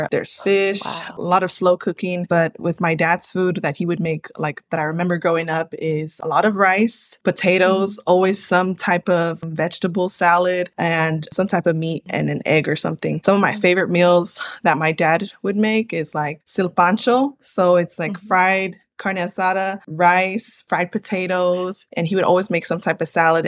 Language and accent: English; San Bernardino, California, United States; also born or lived in Santa Ana, California; I was born there in Santa Ana and then raised in my hometown here in the city of San Bernardino, which is also where I'm calling in from